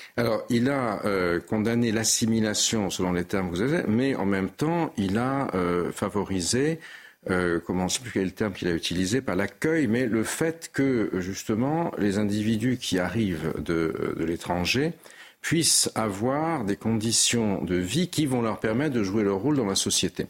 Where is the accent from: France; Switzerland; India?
France; Nice, Provence-Alpes-Côte d'Azur; étant niçois